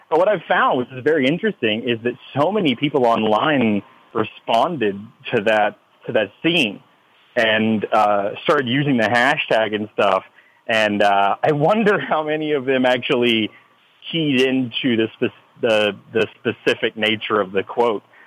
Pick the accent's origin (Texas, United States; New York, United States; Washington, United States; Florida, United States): Texas, United States; a flag that is that is flown here in Texas